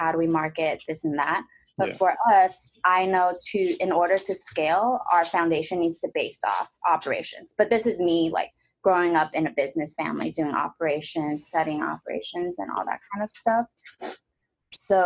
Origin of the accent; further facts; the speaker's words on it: Diamond Bar, California, United States; moved away as an adult; also born or lived in Taiwan / Boston; now in Los Angeles, United States; I grew up in Diamond Bar.